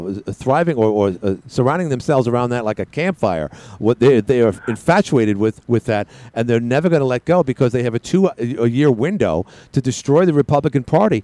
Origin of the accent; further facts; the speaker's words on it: New York City, New York, United States; living and growing up in Queens, New York, where I was surrounded by Met fans.